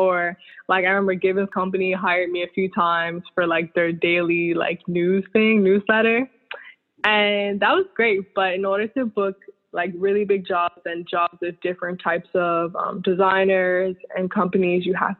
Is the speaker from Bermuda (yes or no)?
yes; Bermuda; moved away as an adult; also born or lived in Southampton, Bermuda / Devonshire, Bermuda; now in New York, United States; I was born and raised. born and raised in Bermuda, and I moved to New York like in 2010. Yeah, 2010.